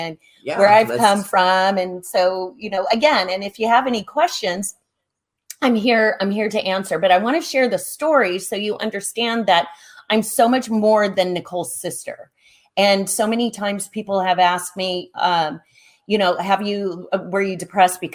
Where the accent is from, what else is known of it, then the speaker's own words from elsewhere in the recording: Dana Point, California, United States; I grew up in Monarch Bay. I grew up on the beach